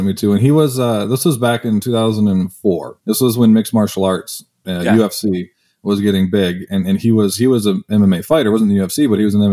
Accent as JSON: {"language": "English", "country": "Canada", "moved": "as an adult", "said": "I'm Canadian, so I played hockey"}